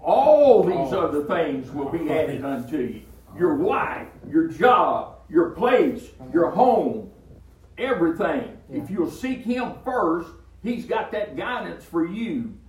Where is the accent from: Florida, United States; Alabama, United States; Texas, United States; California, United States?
Alabama, United States; moved away as an adult; now in West Virginia, United States; I was born and raised in Alabama, and I thought that was home.